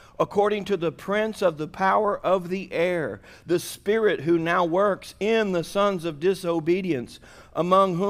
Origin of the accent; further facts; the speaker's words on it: Missouri, United States; moved away; I was born in Missouri. I got out as quick as I could, but that's where I was born.